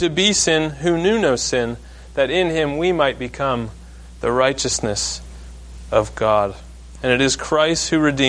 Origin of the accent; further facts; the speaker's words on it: Maine, United States; I grew up in Maine